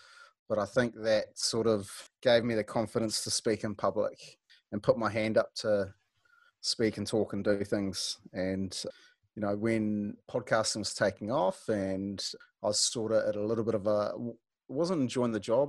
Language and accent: English; Wellington, New Zealand; also born or lived in Tauranga, New Zealand; Karori, just down the road. Not too far. Grew up in Karori. Mum, dad's the old man's from Taranaki originally. Mum's parents are Irish, but she grew up in Jable. I went to St. Teresa's in Karori and then had a stint in Tauranga